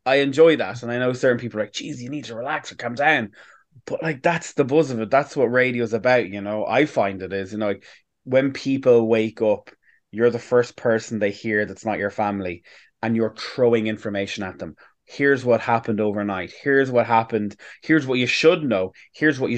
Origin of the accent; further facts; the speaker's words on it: Navan, Leinster, Ireland; moved away; I'm originally from Navan, and I went back home at the weekend